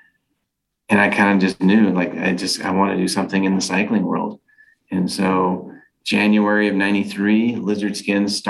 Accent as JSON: {"language": "English", "region": "California", "country": "United States", "moved": "yes", "lives_now": "Utah, United States", "said": "I'm originally from California, but I stayed here"}